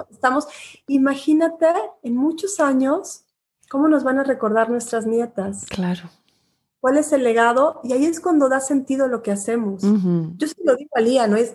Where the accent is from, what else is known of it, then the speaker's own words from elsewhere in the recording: Guatemala; moved away; soy exilada de país porque también salí exilada de Guatemala. Entonces, pues cuando regreso a Guatemala lo atesoro mucho más.